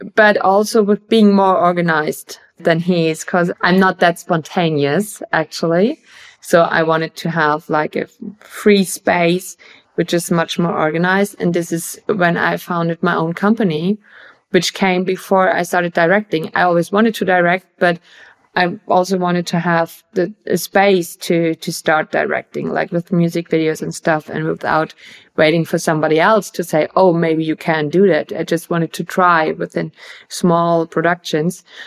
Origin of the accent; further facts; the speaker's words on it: Bavaria, Germany; I'm from Bavaria as well.